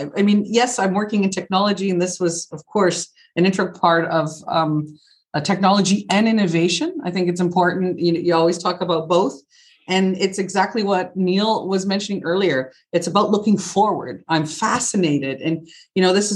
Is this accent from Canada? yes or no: yes; Canada; moved away as an adult; also born or lived in United Kingdom; now in Germany; I am Canadian, born and raised, and of Italian descent